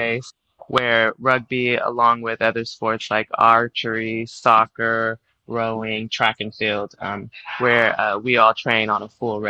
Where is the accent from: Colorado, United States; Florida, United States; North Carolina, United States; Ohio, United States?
North Carolina, United States; Charlotte; eventually settled in Charlotte, North Carolina, once my parents had a divorce. And so from there, I was raised in Charlotte and then attended UNC Chapel Hill. So spent a lot of my growing up years in North Carolina.